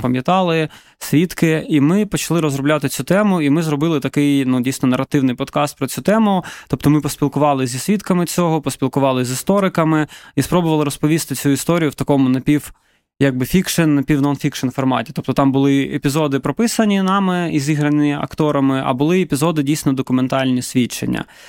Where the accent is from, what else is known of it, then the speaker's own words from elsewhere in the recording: Donetsk, Donetsk Oblast, Ukraine; now in Kyiv, Ukraine; я родом з Донецька.